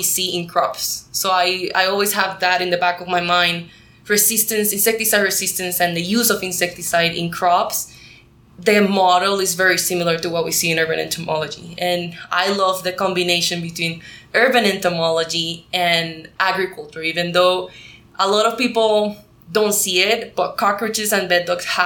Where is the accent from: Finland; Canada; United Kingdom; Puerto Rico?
Puerto Rico; first language Spanish; English is a second language; moved away as an adult; I am from Puerto Rico. I was born and raised in Puerto Rico. My first language is Spanish.